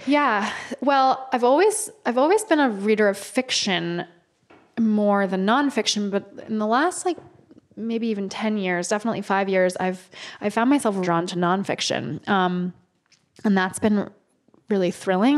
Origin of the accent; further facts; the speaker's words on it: New Haven, Connecticut, United States; now in New York, United States; I grew up in New Haven, Connecticut